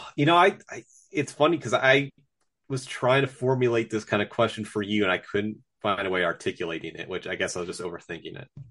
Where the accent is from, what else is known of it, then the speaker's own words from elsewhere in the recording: United States; we're from the States